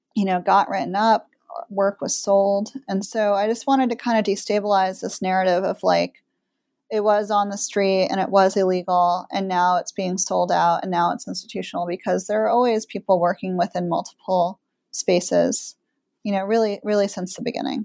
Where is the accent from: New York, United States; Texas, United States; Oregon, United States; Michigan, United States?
New York, United States; I grew up in New York